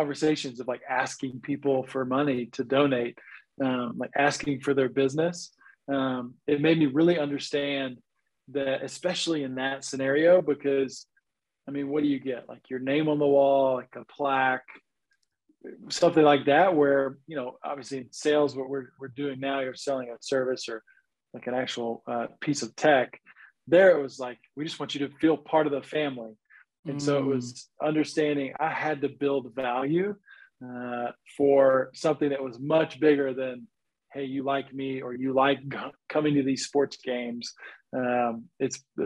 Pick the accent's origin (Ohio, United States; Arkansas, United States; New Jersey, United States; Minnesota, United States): Arkansas, United States; Jonesboro; moved away; I'm originally from Jonesboro, Arkansas